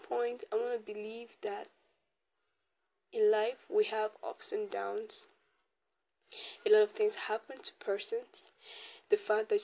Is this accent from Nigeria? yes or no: yes; Nigeria; growing up in Nigeria, in an African home especially